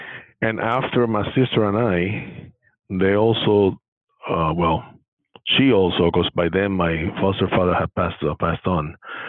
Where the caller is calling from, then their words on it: San Jose, California, United States; From San Jose, California.